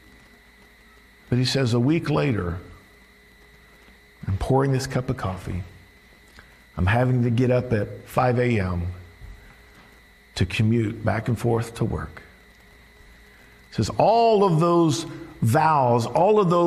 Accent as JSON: {"language": "English", "region": "the South", "country": "United States", "tie": "born or raised there", "said": "Growing up in the South, I was a big LSU fan"}